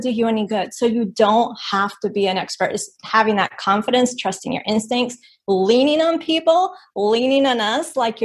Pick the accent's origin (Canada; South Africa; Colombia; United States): Colombia; my dad's un gringo. I was born in Colombia.